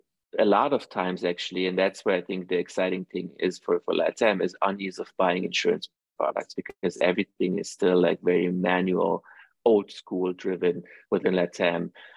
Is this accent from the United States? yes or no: no; Iran; born there; I actually, you know, as I mentioned, I was born in Iran, and Iran in the Middle East are also very family oriented.